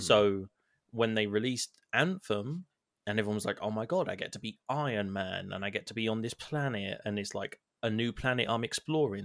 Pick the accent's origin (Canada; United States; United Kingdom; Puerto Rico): United Kingdom; England; I'm English